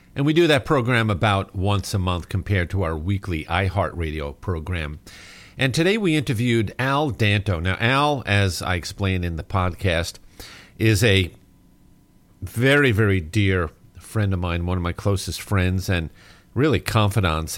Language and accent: English; New York, United States; moved away as an adult; now in Texas, United States; I grew up in New York